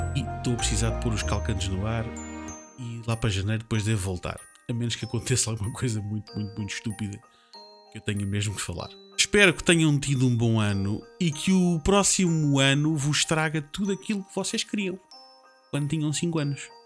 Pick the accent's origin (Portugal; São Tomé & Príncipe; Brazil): Portugal; Eu sei, como português